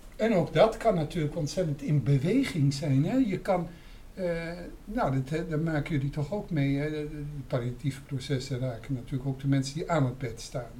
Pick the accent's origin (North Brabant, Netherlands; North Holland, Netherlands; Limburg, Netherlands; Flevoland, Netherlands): North Holland, Netherlands; Amsterdam; mij als Amsterdammer